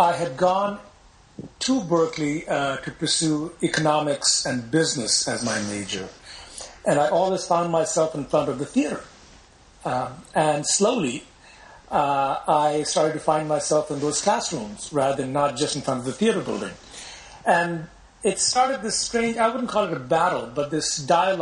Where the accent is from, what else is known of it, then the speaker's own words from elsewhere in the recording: Pakistan; also born or lived in Los Angeles, United States / England; now in United States; When they finished their studies, they went back to Pakistan. And, of course, I went with them since I had no choice at that point. I was, you know, a few years old. So that is my background. I grew up there